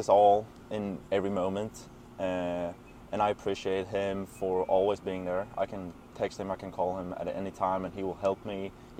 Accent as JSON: {"language": "English", "country": "Sweden", "moved": "as an adult", "lives_now": "Greenville, United States", "said": "I'm a sophomore, and my major is entrepreneurship, and I'm from Sweden."}